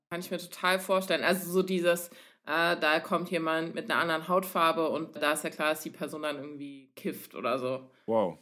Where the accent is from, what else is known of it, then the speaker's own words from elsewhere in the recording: Cologne, North Rhine-Westphalia, Germany; ich komme aus Köln